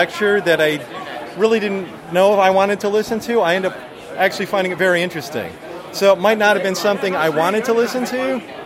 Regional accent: New York, United States; now in Jacksonville, United States; I'm from New York but live in Jacksonville, Florida

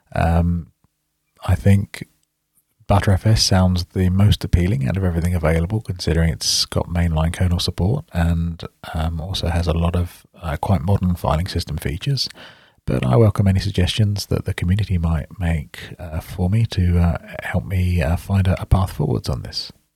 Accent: United Kingdom; accent: British; you might recognize from my accent that I'm British, so that's in the U K.

